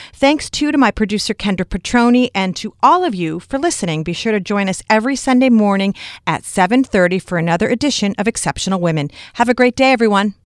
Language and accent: English; Newburyport, Massachusetts, United States; Newburyport, Mass. Lovely. It's my hometown